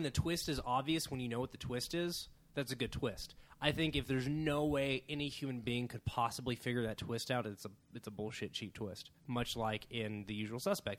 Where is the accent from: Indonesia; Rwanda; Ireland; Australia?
Australia; I'm Australian and nonchalant. It's hilarious.